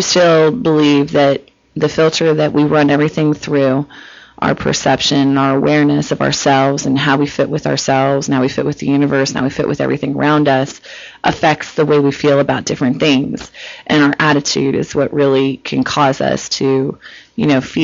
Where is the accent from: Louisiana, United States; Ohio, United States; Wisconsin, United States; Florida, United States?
Ohio, United States; Cincinnati; moved away as an adult; now in California, United States; I'm from Cincinnati